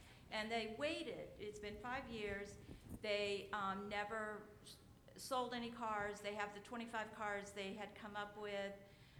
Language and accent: English; Virginia, United States; I am from Virginia